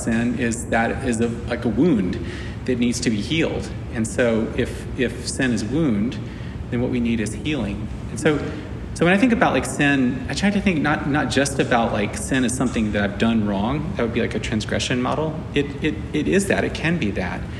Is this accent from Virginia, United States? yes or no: no; South Carolina, United States; I'm from South Carolina. Both sides of my family are from South Carolina